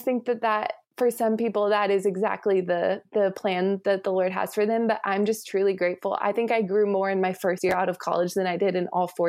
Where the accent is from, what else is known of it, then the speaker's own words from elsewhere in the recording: Texas, United States; moved away as an adult; also born or lived in Charlotte; And so we're back in Texas now. But I was born and raised in Texas and went to Baylor University in Waco